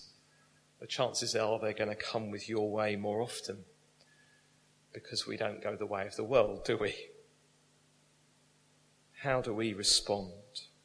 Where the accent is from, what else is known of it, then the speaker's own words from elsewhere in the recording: United Kingdom; We're British.